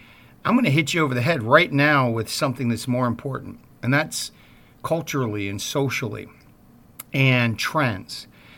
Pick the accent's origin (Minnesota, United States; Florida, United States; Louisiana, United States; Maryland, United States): Maryland, United States; Baltimore; I'm from Baltimore, and they had Johns Hopkins there.